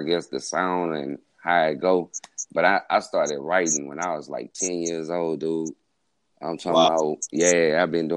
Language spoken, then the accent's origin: English; Baton Rouge, Louisiana, United States; I'm from Baton Rouge, Southside, born, raised in Mayfair, North